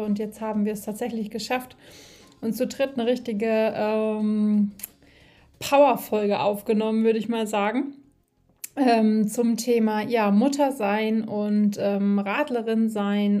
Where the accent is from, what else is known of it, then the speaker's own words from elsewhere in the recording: Siegen-Wittgenstein, North Rhine-Westphalia, Germany; now in Black Forest, Germany; aus meiner Heimat, ähm, auch in Siegen-Wittgenstein